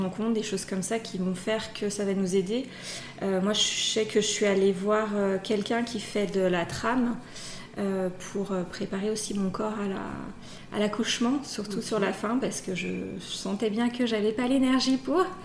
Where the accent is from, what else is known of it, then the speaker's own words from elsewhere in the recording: Savoie, Auvergne-Rhône-Alpes, France; on est savoyard dans la famille